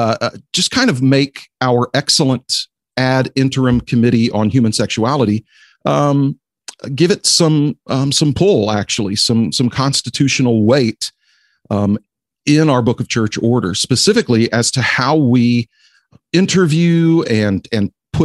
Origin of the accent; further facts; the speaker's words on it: Houston, Texas, United States; Katy, Texas, in the Houston area, my hometown.